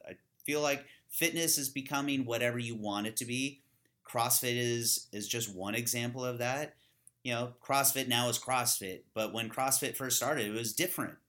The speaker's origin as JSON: {"language": "English", "region": "California", "country": "United States", "tie": "born or raised there", "said": "I grew up in California with a bunch of kinda hippies"}